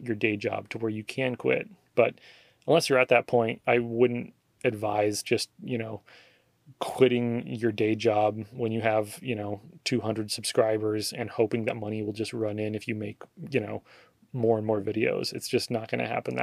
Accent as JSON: {"language": "English", "region": "Oregon", "country": "United States", "moved": "as an adult", "lives_now": "Texas, United States", "said": "the things that I'm missing from Oregon, you know, aside from all my family and friends that are there"}